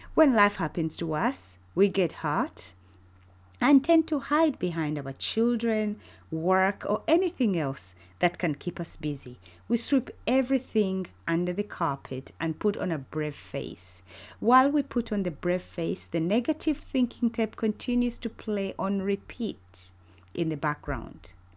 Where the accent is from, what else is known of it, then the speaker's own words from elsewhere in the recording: Uganda; moved away as an adult; now in United Kingdom; I was born and raised in Uganda, but have spent almost half of my life living in the UK with my family